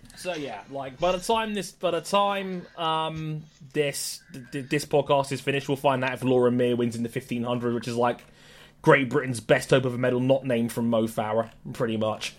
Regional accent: Jamaica; as a Jamaican

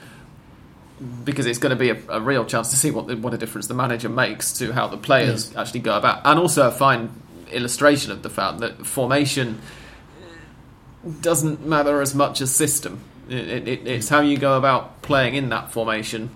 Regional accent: England, United Kingdom; as an English person

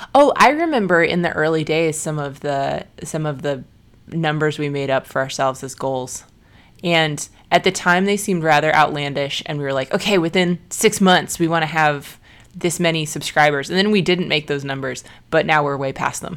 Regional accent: Chicago, Illinois, United States; my hometown race of Chicago

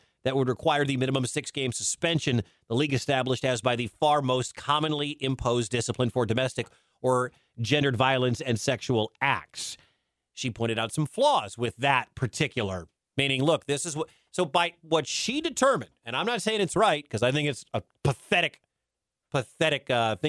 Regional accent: Wisconsin, United States; moved away as an adult; also born or lived in Detroit, Michigan / Milwaukee, Wisconsin / Kansas City; I'm originally from Detroit. I tell people I was born in Detroit, but I grew up in Wisconsin.

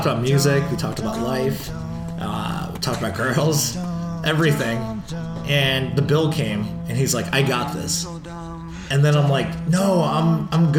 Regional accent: Libertyville, Illinois, United States; moved away as an adult; also born or lived in Boston / Chicago; I was from Libertyville, Illinois

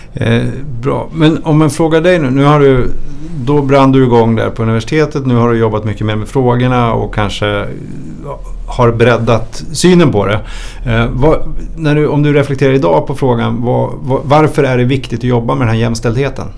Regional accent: Sweden; Jag är ju svensk

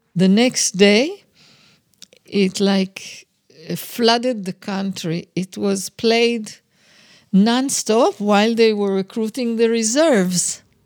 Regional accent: Israel; also born or lived in London; I was born in London and arrived in Israel when I was two and a half years old

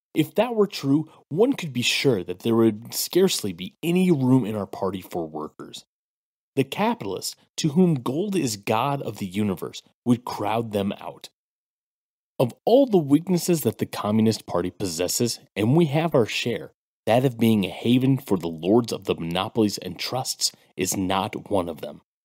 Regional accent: United States; as a Black American

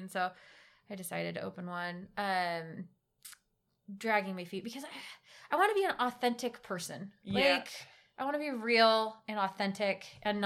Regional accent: Texas, United States; I'm from Texas

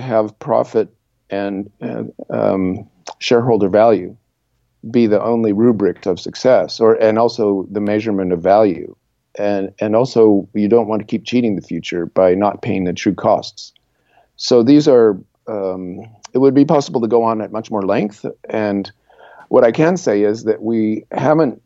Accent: Southern California, United States; I came from Southern California

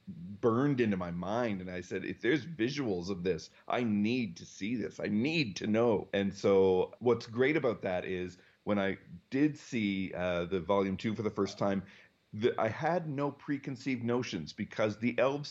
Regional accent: Calgary, Alberta, Canada; I lived sort of on the edges of my city of Calgary, Alberta

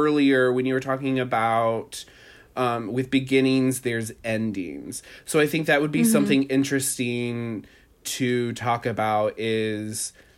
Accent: Indiana, United States; moved away as an adult; now in New York City, United States; I was born and raised in Indiana. I went to college in Indiana.

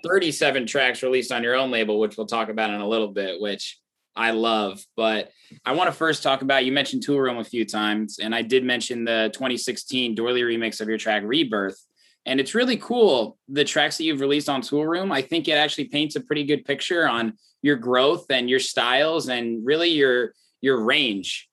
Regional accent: Indiana, United States; moved away as an adult; now in Chicago, United States; I grew up in Indiana

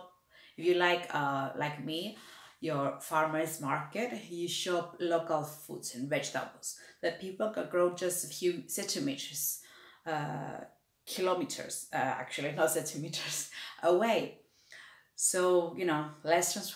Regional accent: Cyprus; moved away; I came from Cyprus and we already always had a water shortage

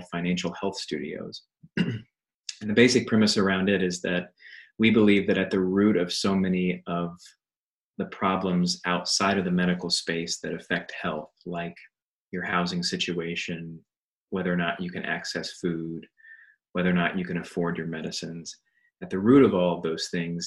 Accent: Indiana, United States; moved away as an adult; also born or lived in Stanford, California / Boston, Massachusetts; now in Austin, United States; I'm a Hoosier, so that means I'm from Indiana. That's where I was born.

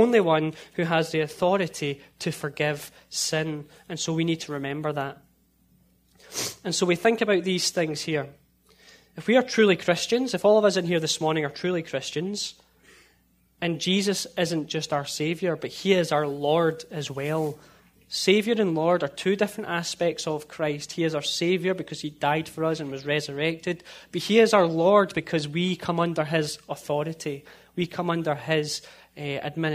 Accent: a town just outside of Glasgow, Scotland, United Kingdom; now in United States; In my hometown, I lived in a town just outside of Glasgow, and in my hometown, you could get 8 or 9 churches within less than a mile

